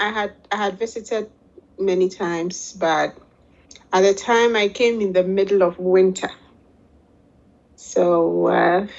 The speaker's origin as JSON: {"language": "English", "country": "Ghana", "moved": "as an adult", "lives_now": "Netherlands", "said": "I'm originally from Ghana, West Africa. And I live now in the Netherlands, Holland"}